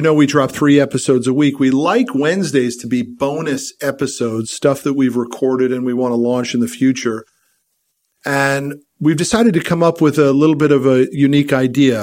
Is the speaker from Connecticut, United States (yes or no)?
yes; Connecticut, United States; now in Dallas, United States; I grew up in Connecticut and was cold